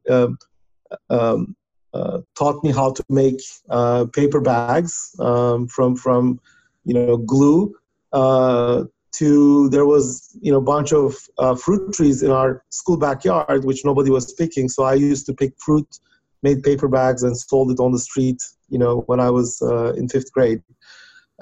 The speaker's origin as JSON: {"language": "English", "country": "Turkey", "tie": "born or raised there", "moved": "as an adult", "lives_now": "United States", "said": "I was born and raised in Turkey, where I got my undergraduate degree. And then I came to United States to do my PhD"}